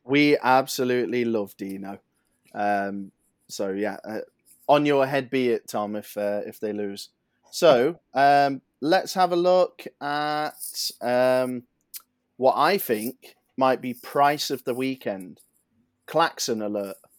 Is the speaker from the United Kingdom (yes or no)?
yes; England, United Kingdom; as English people